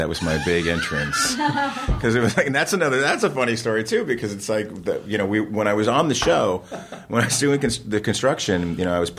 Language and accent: English; New Jersey, United States; So, I mean, I grew up in New Jersey. I was doing theater